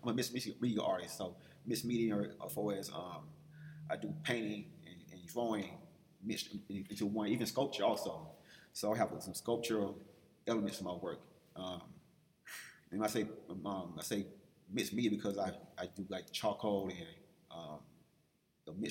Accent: Atlanta, Georgia, United States; I'm from Atlanta

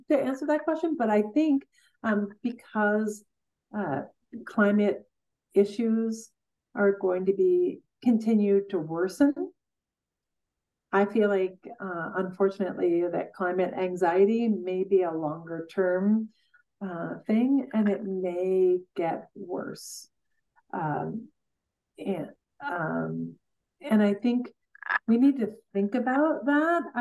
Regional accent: Coleman, Wisconsin, United States; from Coleman, Wisconsin.

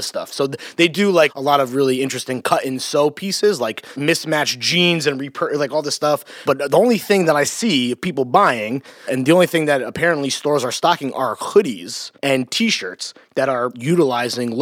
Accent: New Jersey, United States; I'm also from New Jersey

